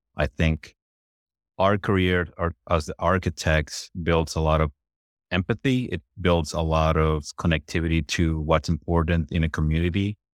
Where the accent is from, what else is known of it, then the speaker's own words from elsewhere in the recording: Puerto Rico; I'm originally from Puerto Rico was born and raised in Puerto Rico